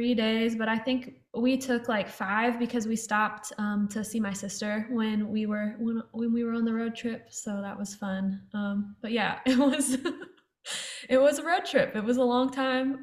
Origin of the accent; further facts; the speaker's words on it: Portland, Oregon, United States; moved away as an adult; now in Nashville, United States; So I'm from Portland